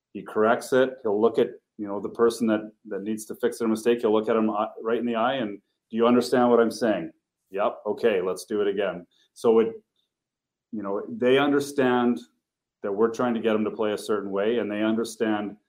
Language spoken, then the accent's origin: English; Camrose, Alberta, Canada; I grew up in Camrose, about an hour outside of Edmonton.